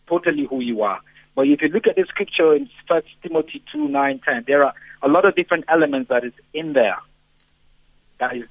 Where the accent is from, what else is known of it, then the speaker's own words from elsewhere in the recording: Nigeria; moved away; I come from a background where I'm Nigerian. My wife is here. When we go home, when we go to my church at home, when we go to visit my mother and my family